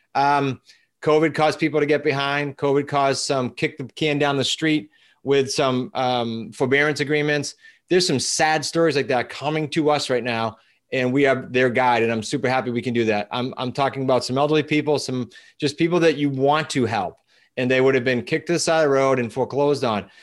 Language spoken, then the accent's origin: English; New England, United States; we're from New England, like, we're all blunt